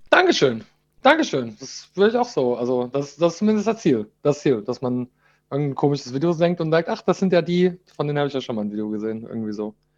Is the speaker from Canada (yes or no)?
yes; Canada; now in Germany; ich bin in Kanada aufgewachsen